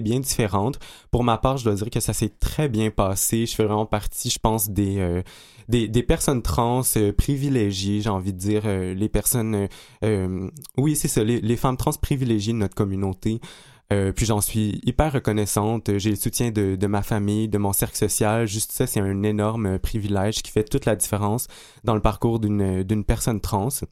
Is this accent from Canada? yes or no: yes; Abitibi-Témiscamingue, Quebec, Canada; je suis natif de l'Abitibi-Témiscamingue